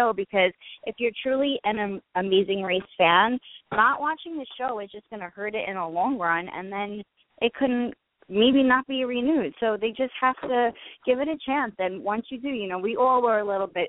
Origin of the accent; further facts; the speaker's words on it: New York, United States; I'm from Staten Island, New York, but I work in Brooklyn and the city